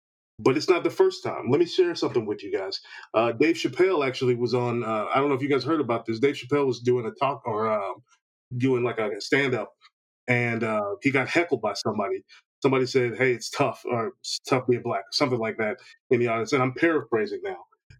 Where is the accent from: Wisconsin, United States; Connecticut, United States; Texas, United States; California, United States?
Texas, United States; also born or lived in Atlanta; I am a Texan through and through.